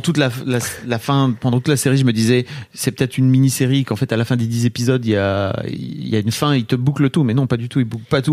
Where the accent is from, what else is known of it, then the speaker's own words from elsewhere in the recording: the North, northern France, France; je viens d'une éducation, euh, du Nord